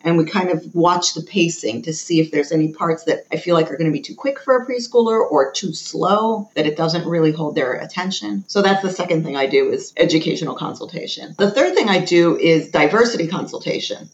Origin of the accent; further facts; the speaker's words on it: United States; I'm very American. I was born and raised in America.